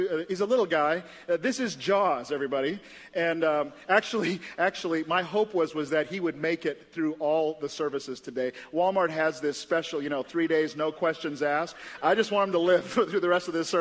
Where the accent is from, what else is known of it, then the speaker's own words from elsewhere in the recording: St. Lucia; now in Indianapolis, United States; I grew up in St. Lucia in the West Indies, this little island. This is where I grew up